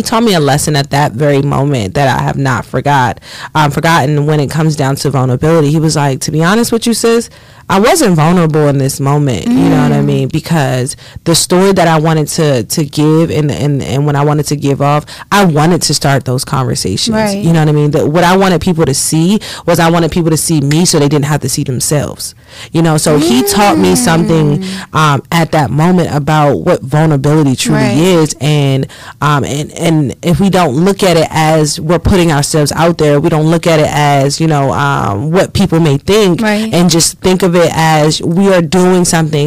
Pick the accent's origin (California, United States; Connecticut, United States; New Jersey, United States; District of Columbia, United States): District of Columbia, United States; Washington; moved away as an adult; now in Philadelphia, United States; I'm actually born and raised in Washington, D.C.